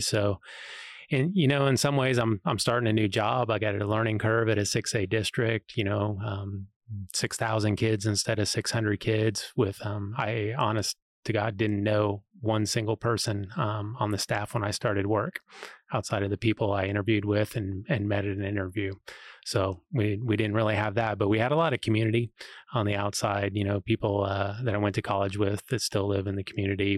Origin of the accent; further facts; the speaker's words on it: Ellsworth, Kansas, United States; also born or lived in Missouri; now in Manhattan, United States; I was, grew up in Ellsworth